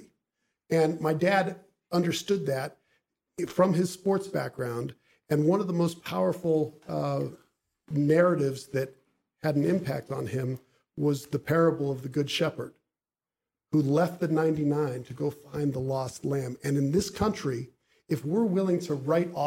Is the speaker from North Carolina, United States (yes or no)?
no; Bethesda, Maryland, United States; also born or lived in Buffalo, New York; They moved to Bethesda, Maryland, which is where I grew up